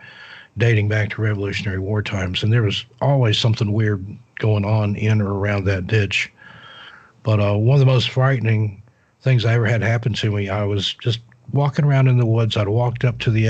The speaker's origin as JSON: {"language": "English", "town": "Knoxville", "region": "Tennessee", "country": "United States", "tie": "born or raised there", "said": "I grew up in East Tennessee around the Knoxville, Oak Ridge area"}